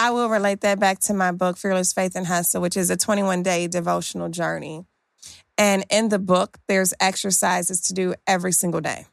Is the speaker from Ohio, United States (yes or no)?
no; Detroit, Michigan, United States; growing up in Detroit, Michigan